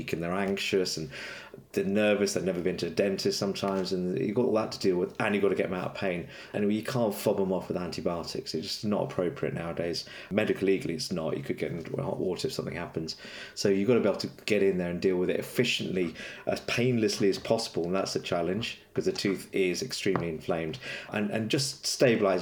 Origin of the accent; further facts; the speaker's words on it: London, United Kingdom; moved away as an adult; now in Manchester, United Kingdom; I'm actually a Londoner, but I now live in Manchester